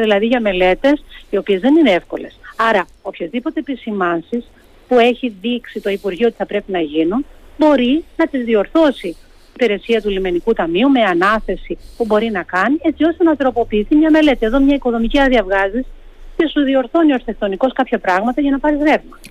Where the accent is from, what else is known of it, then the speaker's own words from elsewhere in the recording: Rethymno, Crete, Greece; στο Ρέθμιο και στον τόπο μου